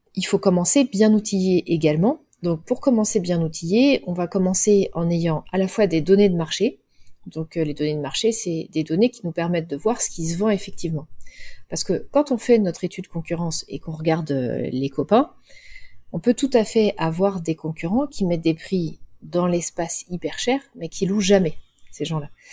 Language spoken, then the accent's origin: French; Cholet, Pays de la Loire, France; Moi, j'ai grandi à Cholet